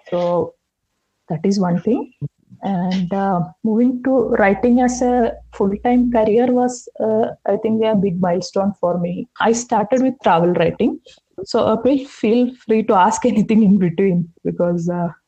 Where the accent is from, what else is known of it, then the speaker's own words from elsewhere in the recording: Wayanad, Kerala, India; moved away as an adult; also born or lived in Goa; now in Bangalore, India; I am from Kerala. I was born in Wayanad. It's a beautiful hill station in northern Kerala and I studied in Wayanad till my 12th standard. And then afterwards, I moved to Goa.